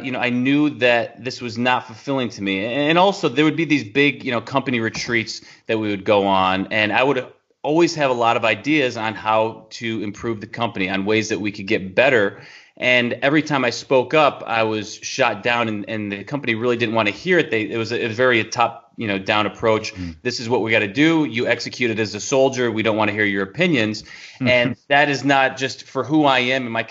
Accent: New York, United States; moved away as an adult; now in Tennessee, United States; we're from New York, moving into Tennessee, which is in the South

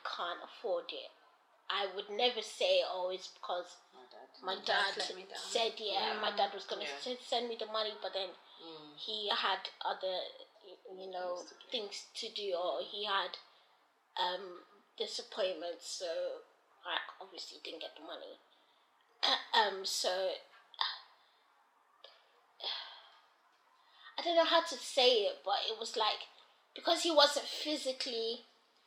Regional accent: Nigeria; now in London, United Kingdom; I remember growing up in Nigeria

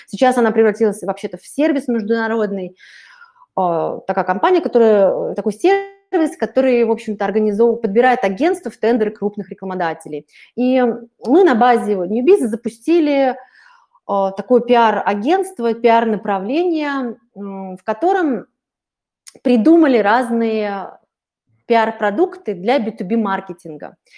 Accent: Russia; я из России, в общем-то, живу в Москве

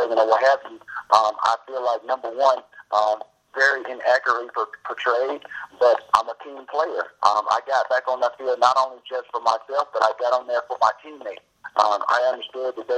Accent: the South, United States; growing up in the South

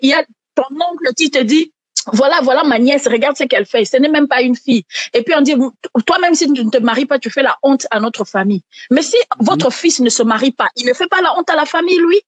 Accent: Kisangani, Tshopo, DR Congo; now in Kinshasa, Democratic Republic of the Congo; j'ai grandi à Kisangani

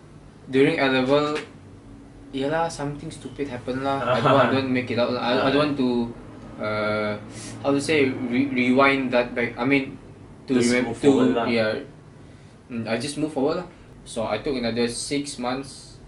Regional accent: Kuala Belait, Belait, Brunei; moved away as an adult; now in Malaysia; the third one was my hometown, yeah, like KB

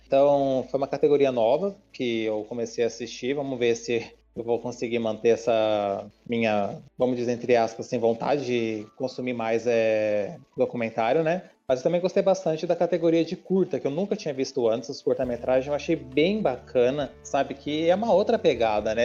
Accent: Bauru, São Paulo, Brazil; que nem eu e a Camila, a gente é daqui de Bauru

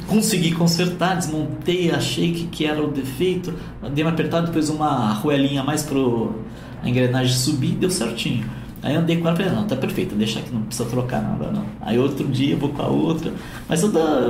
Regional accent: Guararema, São Paulo, Brazil; now in Guararema, Brazil; Eu nasci em Guararema. Depois morei um tempo em São Paulo. Aí há 10 anos eu resolvi que eu queria voltar para lá de qualquer jeito e voltei

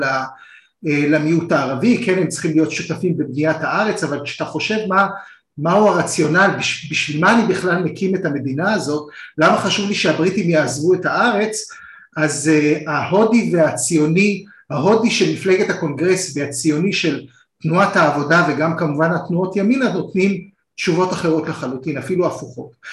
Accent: Israel; אנחנו שנינו ישראלים

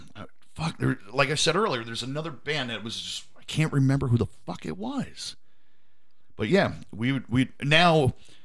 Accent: Reading, Pennsylvania, United States; I'm from Reading

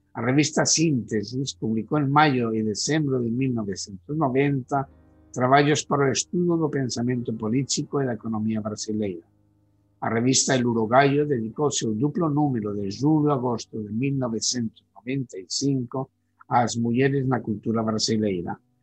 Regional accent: Spain

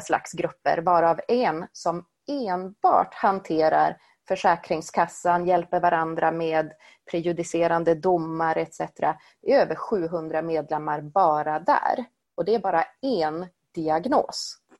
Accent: Sweden; Jag är född och uppvuxen i Sverige

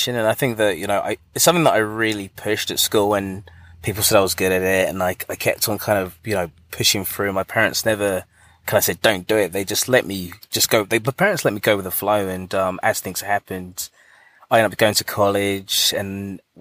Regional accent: Buckinghamshire, South East England, United Kingdom; moved away; I'm actually from England. So I'm from a place called Buckinghamshire

